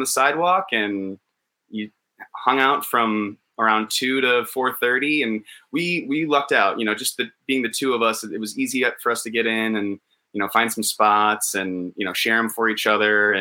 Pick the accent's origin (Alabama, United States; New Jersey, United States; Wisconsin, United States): Wisconsin, United States; moved away as an adult; now in Los Angeles, United States; We're from Wisconsin.